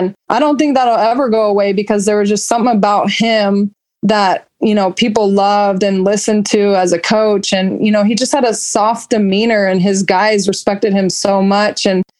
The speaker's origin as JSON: {"language": "English", "town": "Roseville", "country": "United States", "said": "And luckily I was from Roseville, so I sort of had a name."}